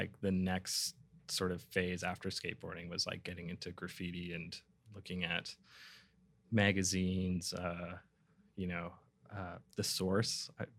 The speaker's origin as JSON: {"language": "English", "town": "Vancouver", "region": "British Columbia", "country": "Canada", "tie": "born or raised there", "said": "I grew up in East Van. So for people that don't know Vancouver, that's sort of across town."}